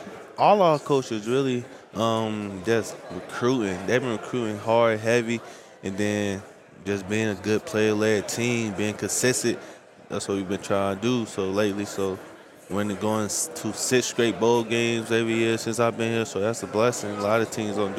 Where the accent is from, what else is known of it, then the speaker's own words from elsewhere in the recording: Louisville, Kentucky, United States; I'm from Louisville, Kentucky.